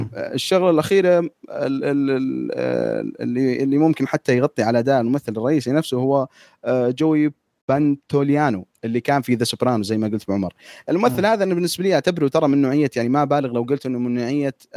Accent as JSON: {"language": "Arabic", "country": "Saudi Arabia", "said": "احنا في الكتابه كسعوديين"}